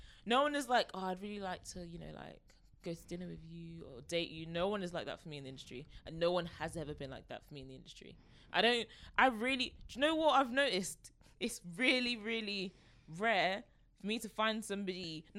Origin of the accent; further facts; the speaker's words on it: Nigeria; I'm just Nigerian. Not even just, I am Nigerian.